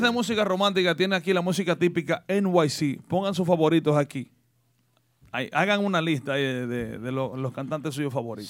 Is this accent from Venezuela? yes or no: no; Salcedo, Hermanas Mirabal, Dominican Republic; now in United States; mi pueblo Salcedo